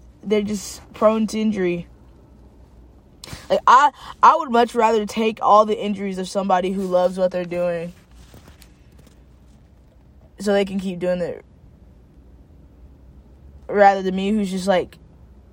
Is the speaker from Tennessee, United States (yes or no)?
yes; Knoxville, Tennessee, United States; moved away as an adult; also born or lived in Cookeville, Tennessee; I'm from Knoxville, but, like, I don't know anyone in Knoxville, really, except my family nowadays.